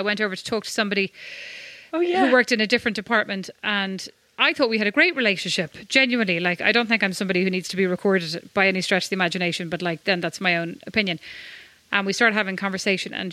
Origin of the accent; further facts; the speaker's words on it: Ireland; moved away as an adult; also born or lived in Paris / Milan; I'm Irish